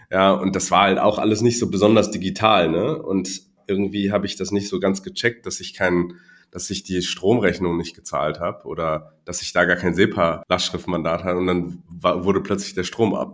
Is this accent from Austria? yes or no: no; Hong Kong; also born or lived in Düsseldorf, Germany; Ich bin gebürtig aus Hongkong mein Vater ist Deutscher, meine Mutter aus Taiwan.